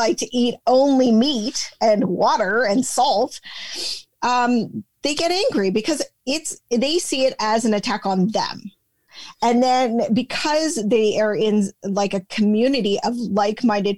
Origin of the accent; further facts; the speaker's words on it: Canada; we're Canadian